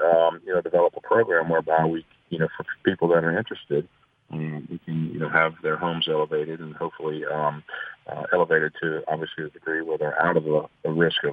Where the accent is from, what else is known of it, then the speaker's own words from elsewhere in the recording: Baton Rouge, Louisiana, United States; also born or lived in Auburn, Alabama; I grew up in Baton Rouge, and everybody I knew was going to LSU